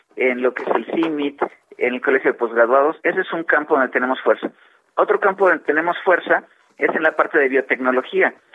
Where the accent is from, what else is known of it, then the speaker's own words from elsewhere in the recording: Mexico; todos como mexicanos